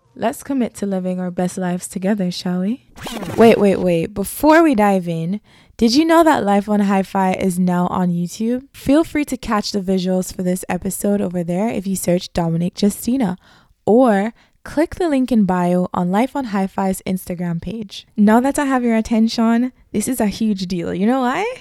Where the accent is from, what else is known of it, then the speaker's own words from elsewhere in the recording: Jamaica; moved away; also born or lived in New York; I'm from Jamaica